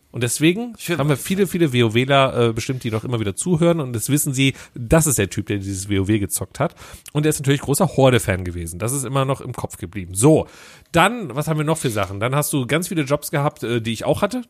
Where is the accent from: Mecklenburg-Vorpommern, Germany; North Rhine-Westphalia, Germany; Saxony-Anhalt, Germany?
North Rhine-Westphalia, Germany; Düsseldorf; also born or lived in Cologne; Ich bin eigentlich gebürtiger Düsseldorfer